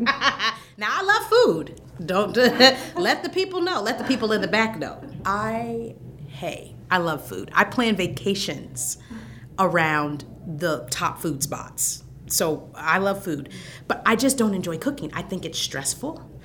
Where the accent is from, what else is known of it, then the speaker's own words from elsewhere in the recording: Fort Wayne, Indiana, United States; now in Bloomington, United States; I'm a native of the state of Indiana. I was born in Fort Wayne, Indiana